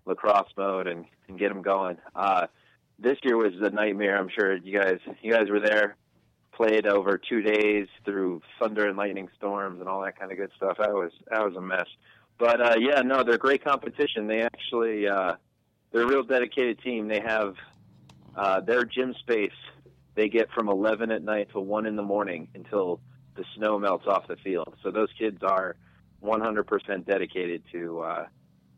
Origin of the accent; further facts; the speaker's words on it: New Jersey, United States; moved away as an adult; also born or lived in Boston; now in North Carolina, United States; I'm from New Jersey